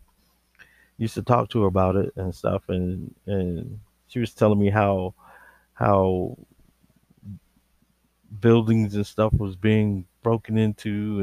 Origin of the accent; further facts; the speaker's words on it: Georgia, United States; I was born and raised in Georgia